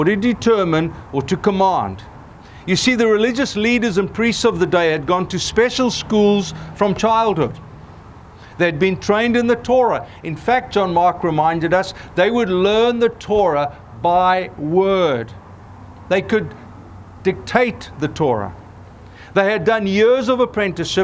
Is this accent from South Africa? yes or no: yes; South Africa; moved away as an adult; now in United States; growing up in Africa